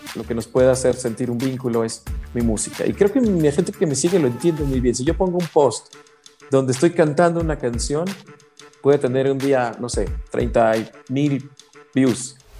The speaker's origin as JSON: {"language": "Spanish", "country": "Mexico", "said": "como mexicanos"}